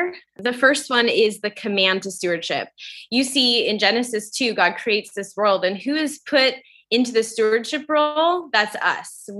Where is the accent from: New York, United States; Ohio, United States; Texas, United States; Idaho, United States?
Idaho, United States; moved away; I grew up in Idaho, and I find myself back here